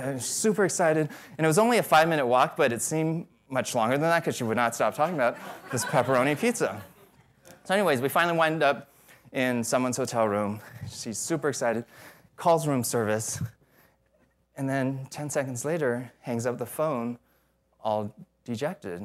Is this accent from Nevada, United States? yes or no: yes; Las Vegas, Nevada, United States; I'm from Vegas